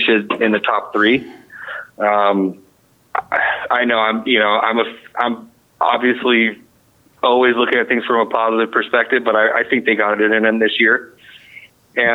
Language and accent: English; Westland, Oregon, United States; I grew up in Westland, not up on the hill in Westland